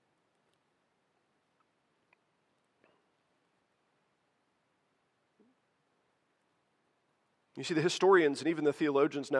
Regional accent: United States; as American Christians

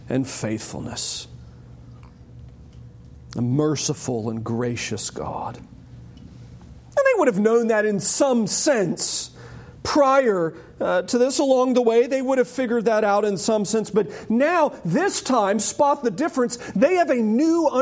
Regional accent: United States; I am an American

